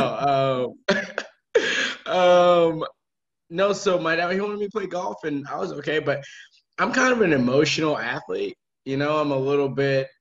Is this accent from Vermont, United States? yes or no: yes; Randolph, Vermont, United States; moved away as an adult; now in Charlotte, United States; I'm just a kid from Vermont. Randolph, to be specific. So pretty much dead center of the state.